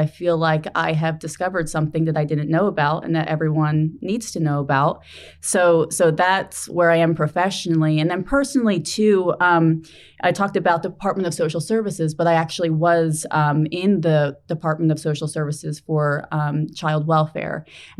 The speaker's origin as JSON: {"language": "English", "region": "New Jersey", "country": "United States", "moved": "as an adult", "said": "I'm from New Jersey"}